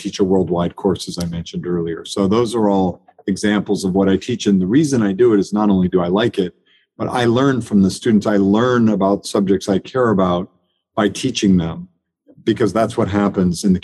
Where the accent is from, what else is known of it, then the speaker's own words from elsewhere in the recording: Anchorage, Alaska, United States; also born or lived in Maine / Europe; now in Charlottesville, United States; I grew up in Anchorage, Alaska. I was born in rural Maine, as I mentioned, and then I lived 24 years in Europe and worked all over the world